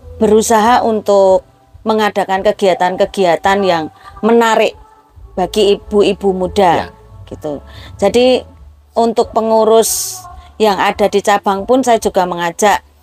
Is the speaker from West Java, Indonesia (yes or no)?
no; Jumapolo, Central Java, Indonesia; moved away; also born or lived in Serang; saya asli Jumapolo, tetapi saya merantau ke Serang, lalu kemudian pulang ke Jumapolo lagi tahun 2017